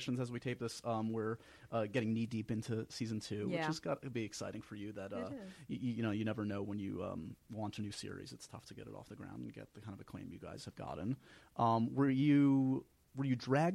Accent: New York, United States; I grew up here in New York, and I've been lucky enough to stay here

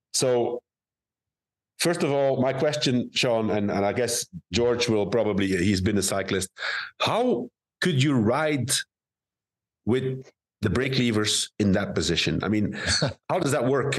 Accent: Roeselare, Flanders, Belgium; now in Madrid, Spain; it was close to my hometown. It was in Roeselare

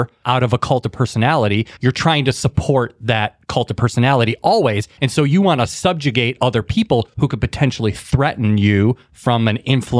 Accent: Chicago, Illinois, United States; moved away as an adult; now in Nashville, United States; I just moved to Nashville. I always did say y'all, even though I was from Chicago

